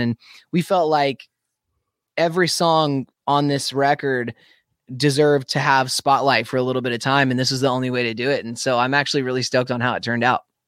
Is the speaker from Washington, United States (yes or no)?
yes; Spokane, Washington, United States; moved away; my hometown where I grew up, Spokane, Washington